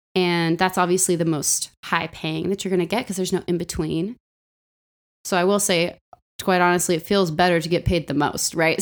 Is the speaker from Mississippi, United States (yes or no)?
no; Los Angeles, California, United States; moved away; I grew up in Los Angeles and I grew up in a musical